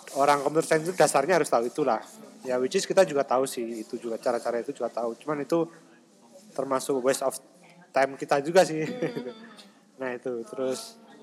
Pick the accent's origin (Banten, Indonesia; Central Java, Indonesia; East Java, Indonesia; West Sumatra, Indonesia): East Java, Indonesia; Blitar; moved away as an adult; also born or lived in Malang; now in Taiwan; kita kelahiran Blitar